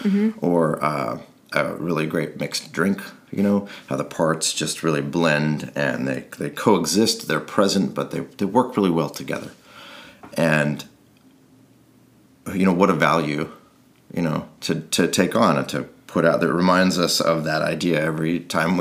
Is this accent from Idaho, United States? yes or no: yes; rural Idaho, United States; moved away; So I grew up in rural Idaho, a town of 450 people